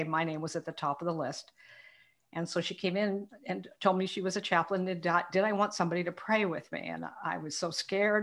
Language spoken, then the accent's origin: English; Portland, Oregon, United States; I was born in Portland, Oregon, raised in the upper end of Portland.